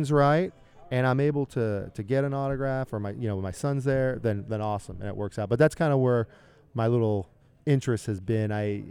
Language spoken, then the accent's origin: English; Philadelphia, Pennsylvania, United States; moved away as an adult; now in Kansas City, United States; I grew up in Philadelphia